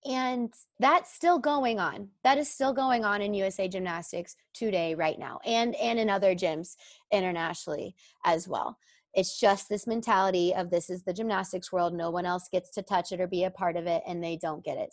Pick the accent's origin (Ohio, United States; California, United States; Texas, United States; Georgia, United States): Texas, United States; Dallas; moved away as an adult; also born or lived in Illinois; I grew up in the Dallas area